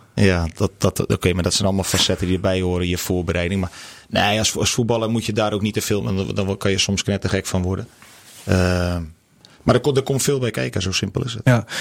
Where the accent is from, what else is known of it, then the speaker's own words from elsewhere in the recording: the West, western Netherlands, Netherlands; moved away as an adult; also born or lived in Groningen; ik kom hier niet vandaan. Ik kom uit het Westen